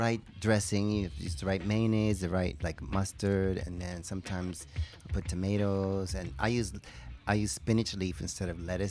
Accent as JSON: {"language": "English", "town": "New York City", "region": "New York", "country": "United States", "tie": "born or raised there", "also_born_or_lived": "Brooklyn", "moved": "as an adult", "lives_now": "Japan", "said": "I was born in Brooklyn and grew up in the Bronx."}